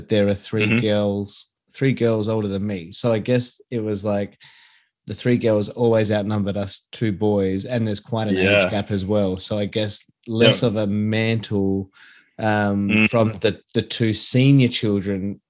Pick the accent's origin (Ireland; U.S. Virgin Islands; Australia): Australia; Adelaide, South Australia; I grew up in Athelstan, not too far from here